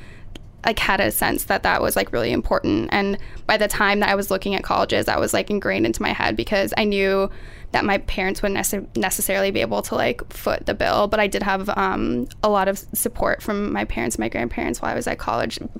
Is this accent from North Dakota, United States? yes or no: no; Minnesota, United States; moved away as an adult; also born or lived in Iowa; I'm from Minnesota